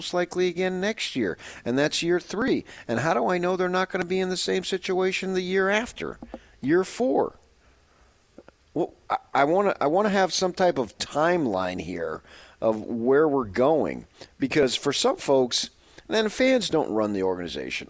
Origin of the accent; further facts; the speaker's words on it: 30 miles from Madison Square Garden, New Jersey, United States; moved away; also born or lived in Phoenix, Arizona; I grew up 30 miles away from Madison Square Garden, in on the Jersey side